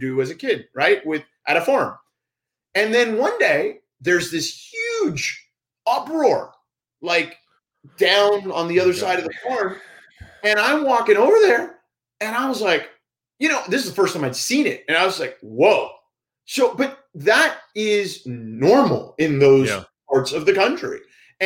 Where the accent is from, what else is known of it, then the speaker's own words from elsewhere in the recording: Florida, United States; moved away; I grew up in Florida